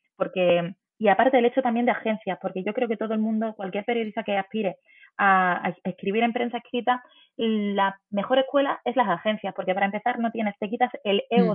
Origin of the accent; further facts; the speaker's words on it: Málaga, Andalusia, Spain; yo me quedé en mi ciudad, soy de Málaga